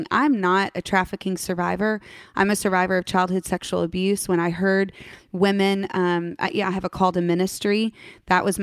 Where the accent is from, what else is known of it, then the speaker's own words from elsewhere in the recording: Oregon, United States; now in Texas, United States; Oregonian, born and wow. raised.